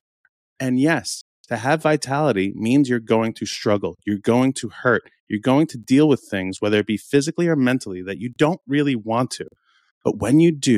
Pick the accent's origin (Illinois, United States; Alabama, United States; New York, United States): New York, United States; We were both born and raised in New York